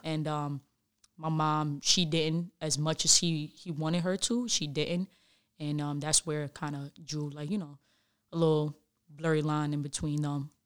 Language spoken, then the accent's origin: English; New York City, New York, United States; I grew up in the Bronx.